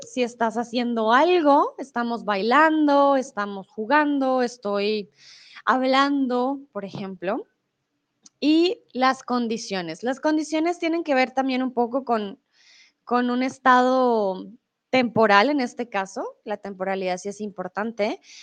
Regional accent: Colombia; soy de Colombia

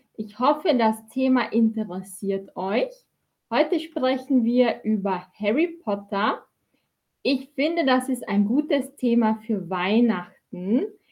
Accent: Austria; ich bin aus Österreich ich bin aus Österreich

